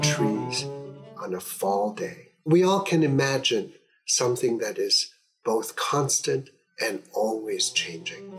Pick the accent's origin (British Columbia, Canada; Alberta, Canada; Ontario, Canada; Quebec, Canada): Quebec, Canada; Montreal; I grew up in Montreal, which is a city where you need to speak French, and I studied my whole life in French despite struggling with it